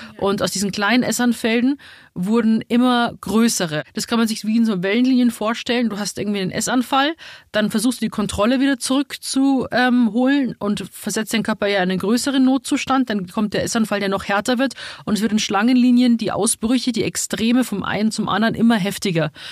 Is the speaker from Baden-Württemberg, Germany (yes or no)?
no; Rosenheim, Bavaria, Germany; moved away as an adult; also born or lived in Munich; now in Berlin, Germany; ich bin halt in Rosenheim geboren, aufgewachsen und dann bin ich direkt nach München gezogen.